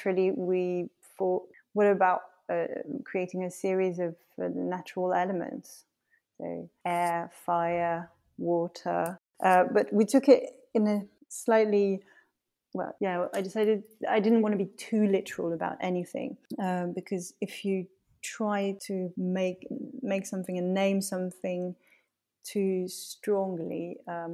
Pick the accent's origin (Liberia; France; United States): France; Paris, Île-de-France; moved away; also born or lived in Lyon; growing up in Paris